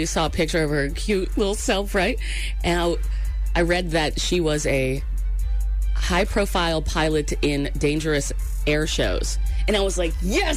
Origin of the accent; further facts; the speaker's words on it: Maine, United States; I grew up in Maine